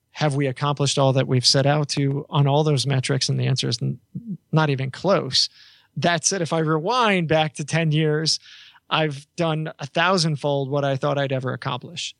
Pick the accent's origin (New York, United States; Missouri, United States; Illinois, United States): New York, United States; I always tell people I'm the New Yorker